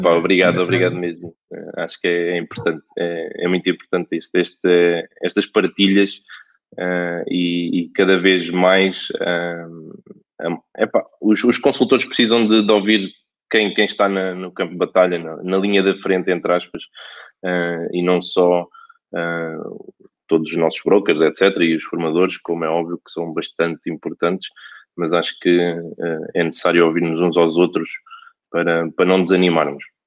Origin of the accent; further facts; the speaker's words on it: Alverca do Ribatejo, Lisbon, Portugal; also born or lived in Barreiro; eu nasci em Alverca, fui criado em Alverca